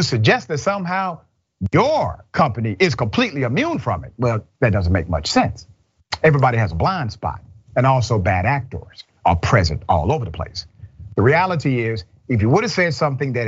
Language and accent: English; Decatur, Georgia, United States; I'm from Glenwood Road, Decatur, Georgia